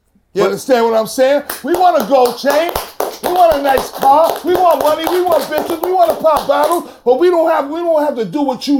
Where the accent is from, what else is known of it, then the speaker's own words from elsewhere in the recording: New York City, New York, United States; I grew up in the South Bronx, boogie down Bronx, New York City.